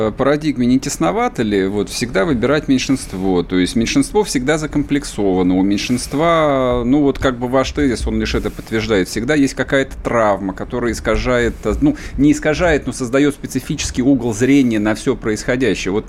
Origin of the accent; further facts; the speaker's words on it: Yekaterinburg, Sverdlovsk Oblast, Russia; там я рос в Екатеринбурге, в Свердловске. Важно, важно заметить для наших слушателей. Поэтому я был в классе единственным евреем.